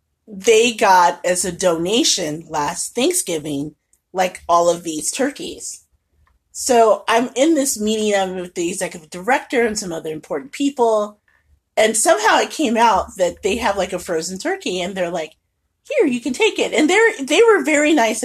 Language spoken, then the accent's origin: English; Midwest, United States; if you know anything about basketball and growing up in the Midwest, there are some things you just don't do.